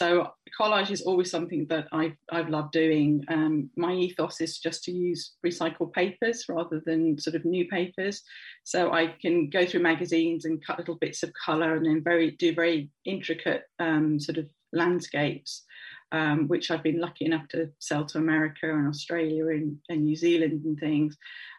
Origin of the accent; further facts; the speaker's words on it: Birmingham, West Midlands, United Kingdom; moved away as an adult; also born or lived in China / London; now in Cambridge, United Kingdom; I was born in Bourneville in Birmingham, to the smell of Cadbury's chocolate, which was great as a child. And yeah, I lived in Birmingham till I was 18, when I moved away to university